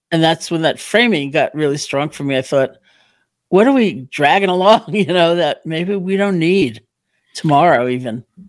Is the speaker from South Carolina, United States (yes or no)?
no; New York City, New York, United States; also born or lived in Barre, Massachusetts; I'm from New York originally